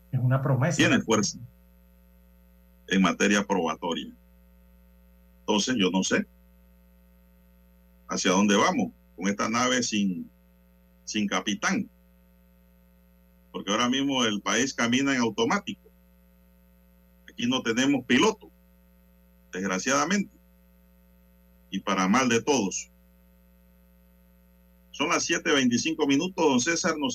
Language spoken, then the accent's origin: Spanish; Panama; a mí como panameño y como abogado me deja preocupado